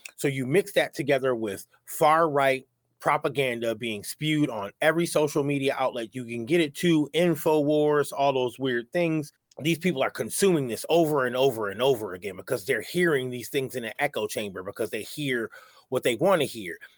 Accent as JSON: {"language": "English", "region": "New York", "country": "United States", "said": "I'm from New York"}